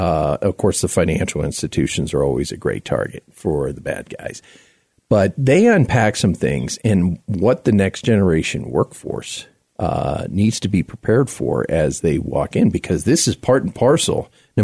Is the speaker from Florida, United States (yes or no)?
yes; South Florida, United States; now in Denver, United States; Denver, because I live here, right? You know, even though I grew up in South Florida